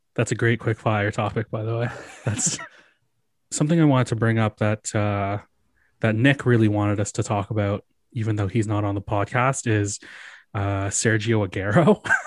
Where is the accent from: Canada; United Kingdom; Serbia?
Canada; we're all Canadian